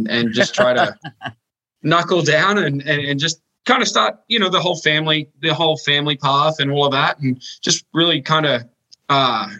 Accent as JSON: {"language": "English", "town": "Sydney", "region": "New South Wales", "country": "Australia", "tie": "born or raised there", "moved": "as an adult", "lives_now": "Des Moines, United States", "said": "I was born and raised in Australia in the suburbs, in the western suburbs of Sydney."}